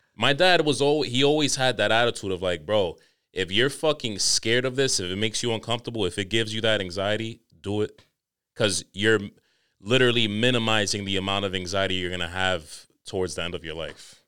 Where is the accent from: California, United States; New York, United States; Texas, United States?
New York, United States; Growing up in New York